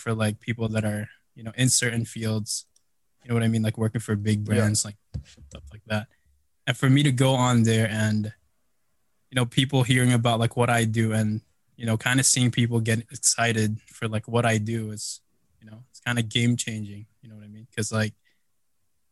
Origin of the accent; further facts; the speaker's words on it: Chicago, Illinois, United States; also born or lived in Philippines; I grew up in Chicago